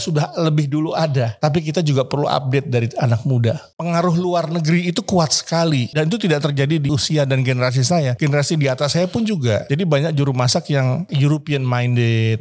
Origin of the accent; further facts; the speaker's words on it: Indonesia; saya dari Indonesia